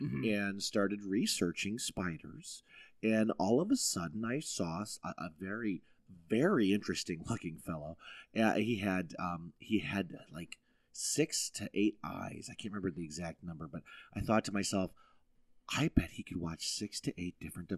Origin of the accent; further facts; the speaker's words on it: United States; I'm an American, damn it. I called them.